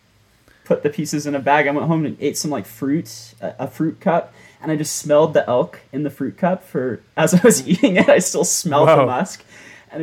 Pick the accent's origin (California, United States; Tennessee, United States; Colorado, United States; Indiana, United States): Colorado, United States; Montrose; I grew up in Colorado, Montrose, Colorado. Pretty small town, 20,000, 25,000.